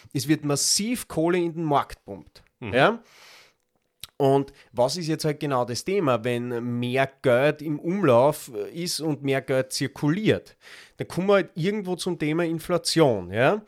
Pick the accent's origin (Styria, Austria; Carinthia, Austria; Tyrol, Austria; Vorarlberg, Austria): Styria, Austria; Graz; bei uns in Graz